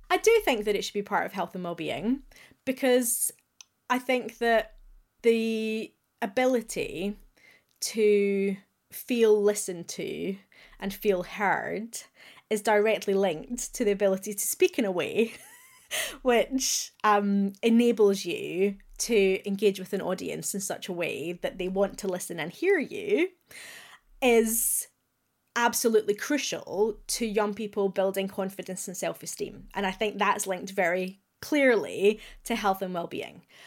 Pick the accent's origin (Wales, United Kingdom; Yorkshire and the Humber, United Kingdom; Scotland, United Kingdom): Scotland, United Kingdom; Glasgow; accent: Glaswegian; as a proud Glaswegian, you will hear that I have retained my accent.